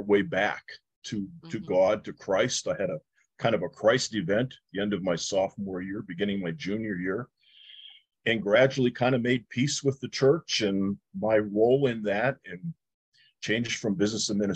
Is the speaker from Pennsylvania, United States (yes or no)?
yes; Pittsburgh, Pennsylvania, United States; I grew up in the Lower East Side of Pittsburgh